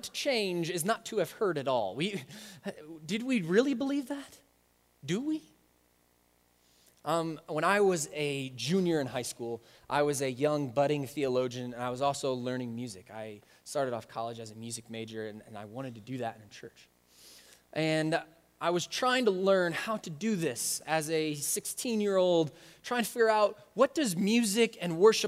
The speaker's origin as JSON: {"language": "English", "country": "United States", "said": "we as American Christians"}